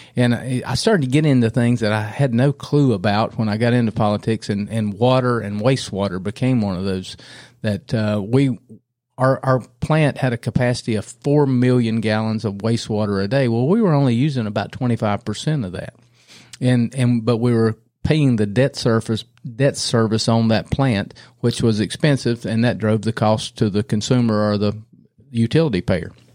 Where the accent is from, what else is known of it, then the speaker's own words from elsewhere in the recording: Cramerton, North Carolina, United States; also born or lived in Raleigh; I grew up in Cramerton